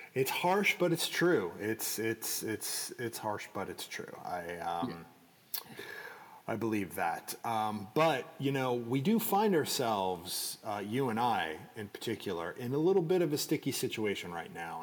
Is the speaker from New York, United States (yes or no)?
yes; Rockland County, New York, United States; where I grew up uh, in Rockland County